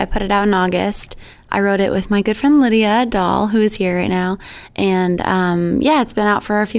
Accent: Sandwich, Massachusetts, United States; moved away as an adult; now in Nashville, United States; I've been living in Nashville for the past 5 years. I grew up in Sandwich, so a little, you know, the first town on the Cape.

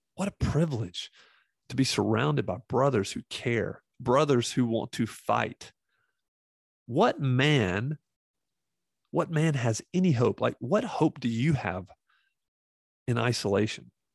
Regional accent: the Bible Belt, United States; I grew up in the Bible Belt

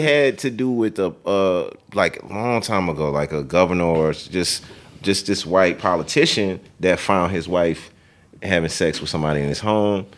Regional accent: South Louisiana, United States; moved away as an adult; now in Dallas, United States; I'm from South Louisiana

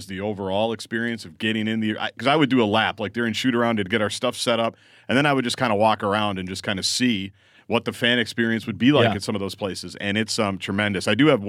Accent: Midwest, United States; But I'm like you. I grew up in Big Ten country. I grew up watching every arena.

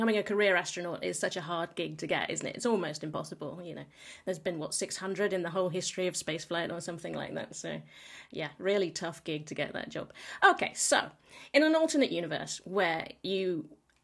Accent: United Kingdom; I'm British

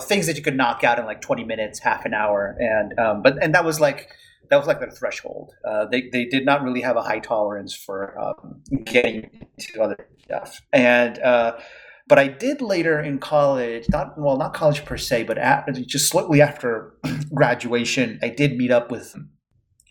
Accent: Venezuela; English is a second language; moved away as an adult; also born or lived in Philadelphia, United States; I'm originally from Venezuela

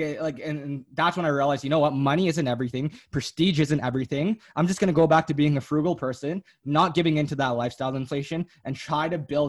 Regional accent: Canada; they immigrated down to Canada, worked a ton of blue labor jobs, right? Like 90-hour work weeks, making minimum wage to make ends meet. And then eventually they had my sister

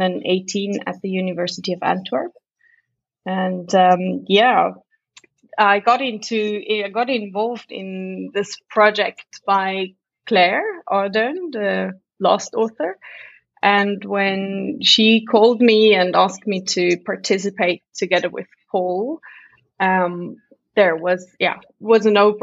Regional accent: Zurich, Switzerland; I'm from Zurich

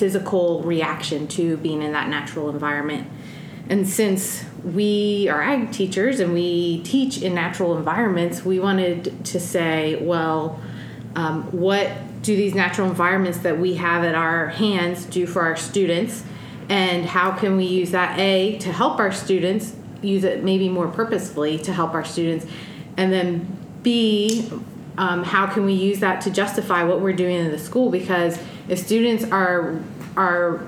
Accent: East Coast, United States; moved away as an adult; now in Washington, United States; I grew up on the East Coast, and now I'm experiencing the Pacific Northwest and the beautiful Palouse

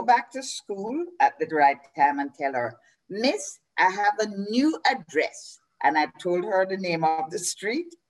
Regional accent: Kingston, Jamaica; I am what you would call a born Kingstonian

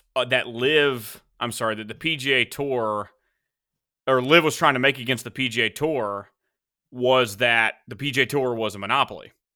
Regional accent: United States; as an American

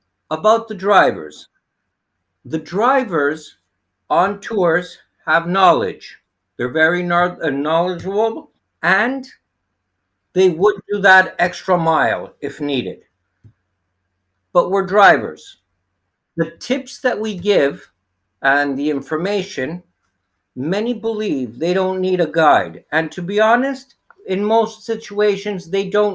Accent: Greece; also born or lived in Canada / Crete; I was born in Canada, raised here in Greece.

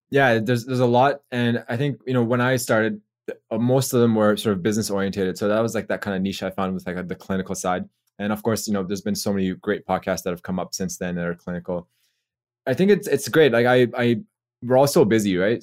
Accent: Toronto, Ontario, Canada; moved away as an adult; also born or lived in Australia; from Canada originally, so I'm from Toronto, and I came to Australia for dental school.

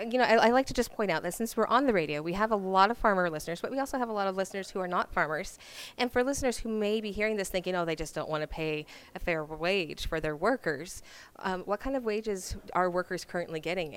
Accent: California, United States; moved away; Like I said, I'm originally from California

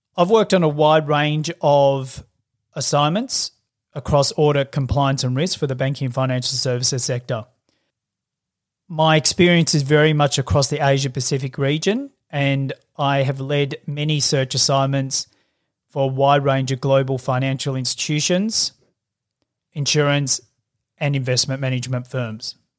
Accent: Melbourne, Victoria, Australia; I grew up in Melbourne.

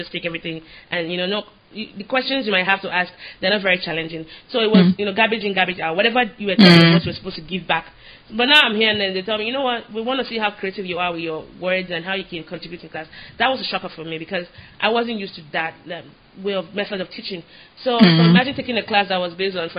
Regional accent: Nigeria; now in United States; I'm Nigerian

